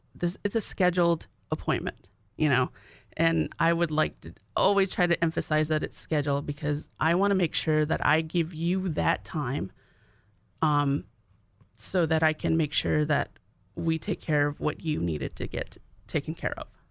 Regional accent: Arizona, United States; now in North Dakota, United States; I'm from Arizona.

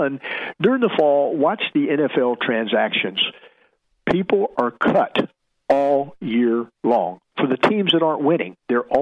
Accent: Tampa, Florida, United States; I grew up in Tampa, played at Plant High School

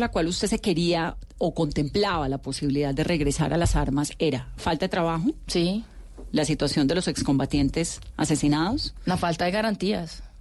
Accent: Tuluá, Valle del Cauca, Colombia; Sí, señor. Yo también.

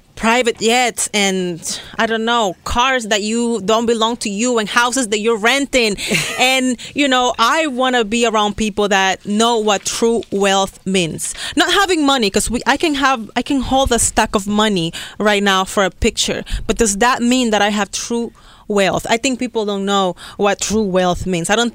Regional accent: Dominican Republic; I'm a Latina and I grew up in Dominican Republic. I was born and raised there

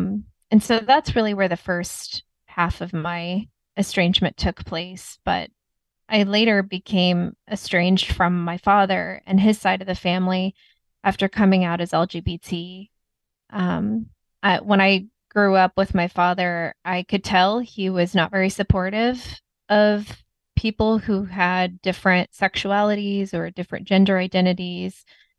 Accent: Texas, United States; also born or lived in Indiana; where I grew up with my mom and her husband, I grew up with them in Texas. And then my dad lived in Indiana.

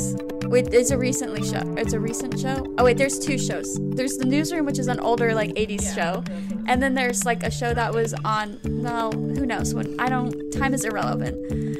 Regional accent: Robinson, Illinois, United States; also born or lived in Palestine, Illinois; Palestine, Illinois, which is it's technically my hometown. I grew up in Robinson, Illinois, but Palestine is where I was like born, and I like spent a lot of time in Palestine.

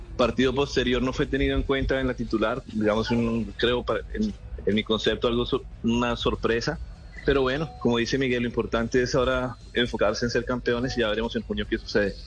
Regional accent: Colombia; los colombianos

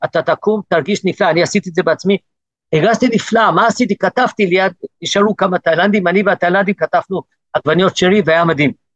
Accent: South Africa; now in Gush Etzion, Israel; נולדתי בדרום אפריקה, עליתי לארץ

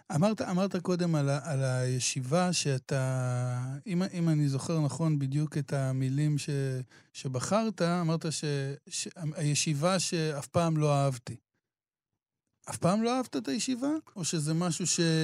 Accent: Israel

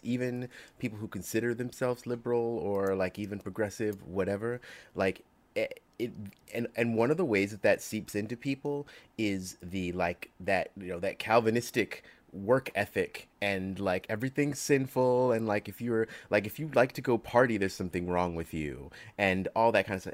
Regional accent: New York, United States; I grew up in New York

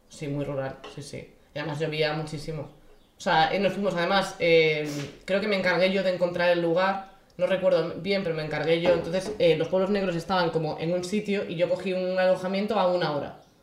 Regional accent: Galicia, Spain; siendo gallega

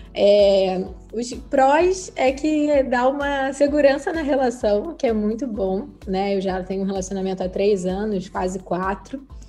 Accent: Nova Iguaçu, Rio de Janeiro, Brazil; also born or lived in Nilópolis; Eu nasci em Milópolis, mas eu fui criada em Nova Iguaçu

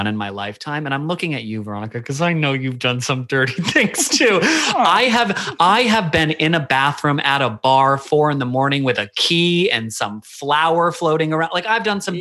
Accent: United States; moved away as an adult; now in Australia; I am the weird American at the playground

